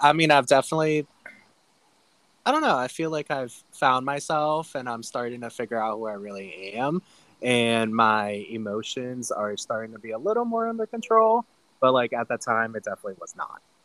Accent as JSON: {"language": "English", "region": "Ohio", "country": "United States", "tie": "born or raised there", "moved": "as an adult", "said": "I grew up in Ohio"}